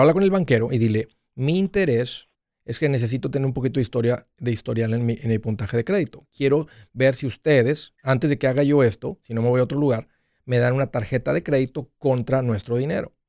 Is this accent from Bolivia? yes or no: no; Matamoros, Tamaulipas, Mexico; moved away; also born or lived in Brownsville / Nashville; nosotros crecimos en Matamoros